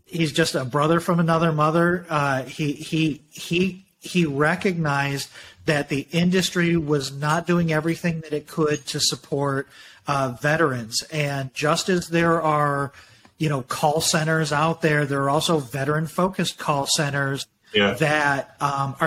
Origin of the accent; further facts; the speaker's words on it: Michigan, United States; I grew up in Michigan like you did